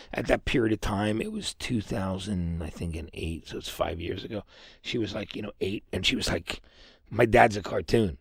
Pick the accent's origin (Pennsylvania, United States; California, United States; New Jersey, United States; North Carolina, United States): New Jersey, United States; Lambertville; I'm from New Hope, Lambertville, New Jersey